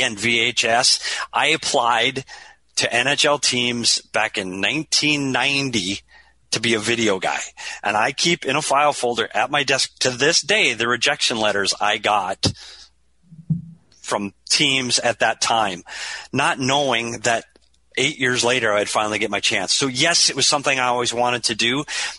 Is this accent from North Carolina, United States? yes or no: no; Minnesota, United States; now in Arizona, United States; I knew Bobby Smith through Minnesota connections. We're both from Minnesota. I moved to Arizona to get away from the cold weather.